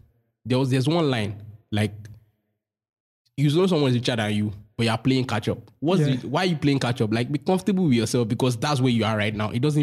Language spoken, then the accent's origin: English; Nigeria; that's like a defining part of your life as a Nigerian